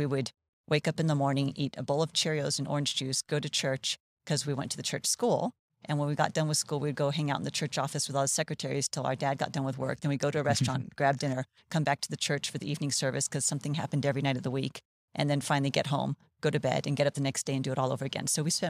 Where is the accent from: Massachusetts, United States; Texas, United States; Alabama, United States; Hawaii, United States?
Hawaii, United States; born there; I was born in Hawaii. Both my parents were born in Hawaii, met and married there.